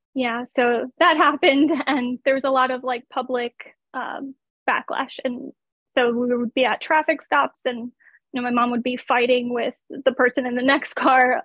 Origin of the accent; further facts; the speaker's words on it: United States; being an American